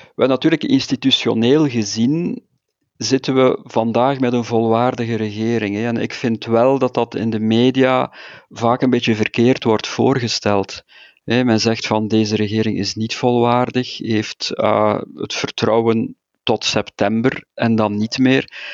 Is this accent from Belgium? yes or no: yes; Flanders, Belgium; als Vlaming